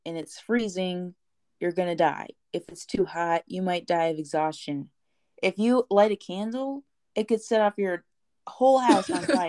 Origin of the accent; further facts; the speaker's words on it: Nashville, Tennessee, United States; born there; Oh, me too. That's where I was born. It's on my birth certificate.